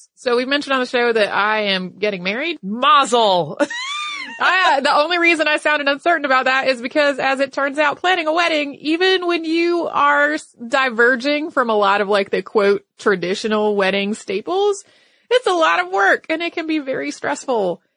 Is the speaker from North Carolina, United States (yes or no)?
yes; North Carolina, United States; my home state, which is North Carolina